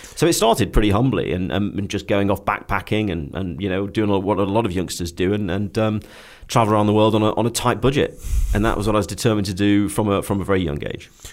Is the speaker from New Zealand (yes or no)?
no; Stoke-on-Trent, West Midlands, United Kingdom; moved away; I was very keen to get away from Stoke-on-Trent. Um, it, it, will always be home